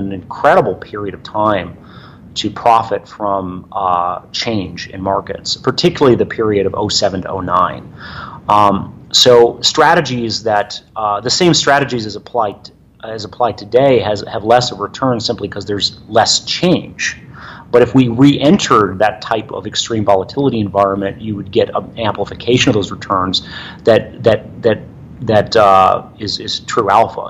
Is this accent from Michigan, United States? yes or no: yes; Michigan, United States; moved away; I grew up in Michigan